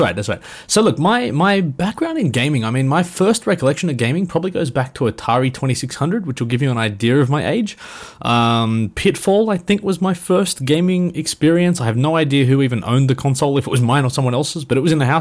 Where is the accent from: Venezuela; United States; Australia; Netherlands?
Australia; being an Aussie